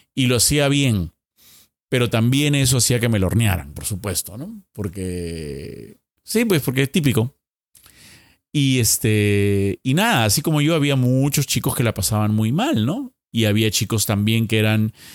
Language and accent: Spanish; Lima, Peru; volviendo a Lima